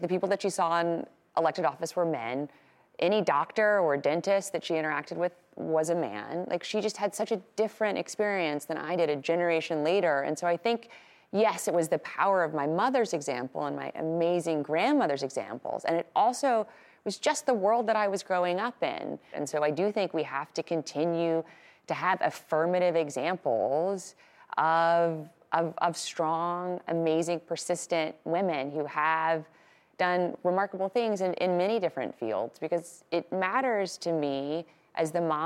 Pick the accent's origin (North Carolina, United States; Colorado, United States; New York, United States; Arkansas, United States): Arkansas, United States; Little Rock; when I was growing up in Little Rock in Arkansas in the 80s and 90s